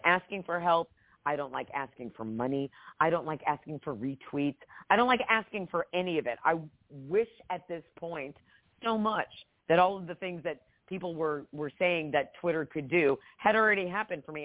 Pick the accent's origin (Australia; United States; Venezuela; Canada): United States; New Jersey; moved away as an adult; also born or lived in Georgia; I grew up in Jersey